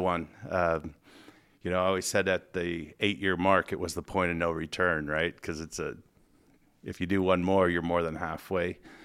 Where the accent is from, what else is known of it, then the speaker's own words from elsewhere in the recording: Fortine, Montana, United States; moved away as an adult; now in Spokane, United States; I grew up in Northwest Montana, ran around the woods, played with sticks